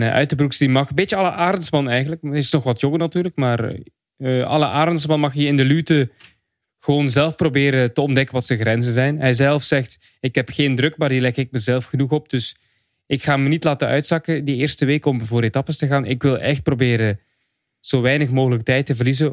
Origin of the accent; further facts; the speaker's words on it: Belgium; ik ben een Belg